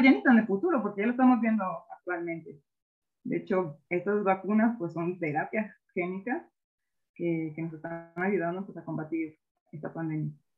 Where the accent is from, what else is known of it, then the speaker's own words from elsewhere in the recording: Mexico; como mexicanos al enfrentarnos con esas limitaciones